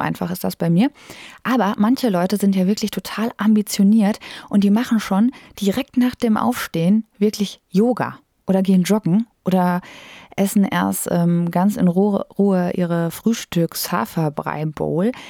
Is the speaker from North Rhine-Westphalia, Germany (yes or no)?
yes; North Rhine-Westphalia, Germany; now in Bochum, Germany; Ich komme aus der Nähe von Detmold, aus einem sehr kleinen Dörfchen mit ungefähr 1800 Einwohnern.